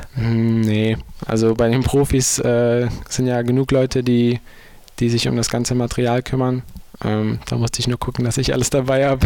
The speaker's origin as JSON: {"language": "German", "town": "Düsseldorf", "region": "North Rhine-Westphalia", "country": "Germany", "tie": "born or raised there", "said": "ich bin ja schon in Deutschland groß geworden"}